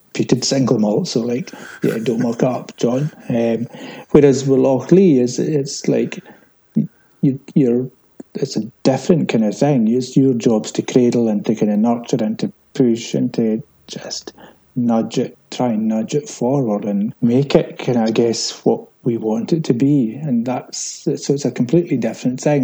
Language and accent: English; Islay, Scotland, United Kingdom; I'm from Islay, yes, but then I'm Scottish